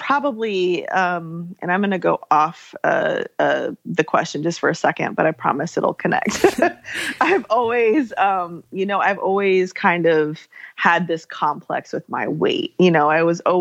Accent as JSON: {"language": "English", "country": "Germany", "tie": "born or raised there", "moved": "yes", "said": "I grew up in Germany"}